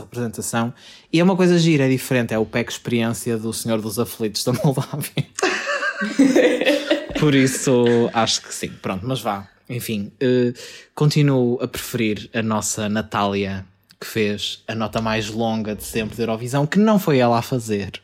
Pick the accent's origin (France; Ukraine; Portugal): Portugal